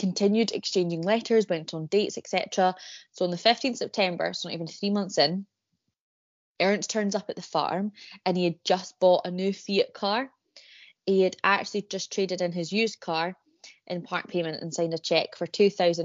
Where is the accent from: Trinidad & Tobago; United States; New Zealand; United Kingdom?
United Kingdom; Edinburgh, Scotland; I was born and raised in Edinburgh